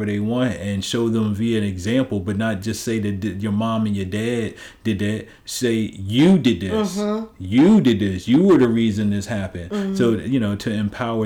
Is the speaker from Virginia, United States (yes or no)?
yes; Richmond, Virginia, United States; I grew up on the South. Like, when I moved to Richmond, my whole entire life almost, I lived on the South side